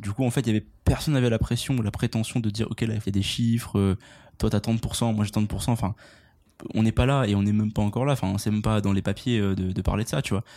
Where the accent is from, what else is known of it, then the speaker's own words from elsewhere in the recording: France; now in Montreal, Canada; on est français quand même. Hein. J'habite à Montréal